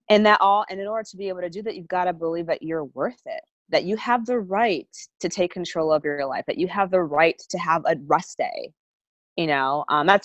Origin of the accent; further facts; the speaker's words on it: Massachusetts, United States; I'm from New England, so um, a lot of my friends um, from college